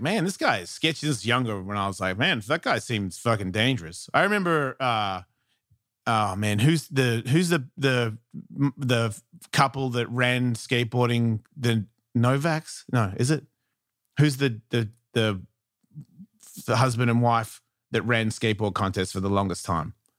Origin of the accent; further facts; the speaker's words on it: Melbourne, Victoria, Australia; I'm from Melbourne